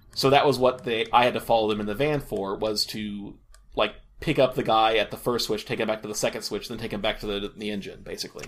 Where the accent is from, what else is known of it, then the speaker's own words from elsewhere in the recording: Topeka, Kansas, United States; moved away; I'm originally from Kansas, and Topeka